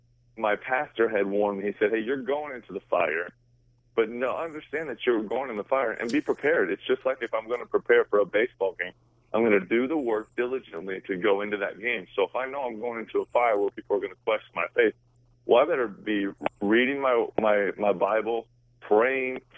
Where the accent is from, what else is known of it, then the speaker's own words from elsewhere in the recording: Seattle, Washington, United States; I'm born and raised in Seattle, Washington